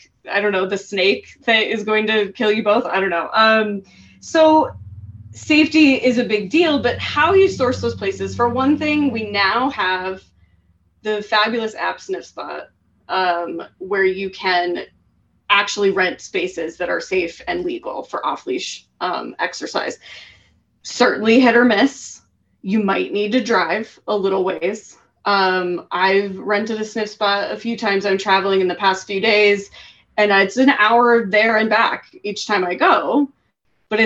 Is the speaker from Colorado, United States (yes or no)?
yes; Colorado, United States; moved away as an adult; So I grew up in Colorado. I lived in Colorado for the first 30 years of my life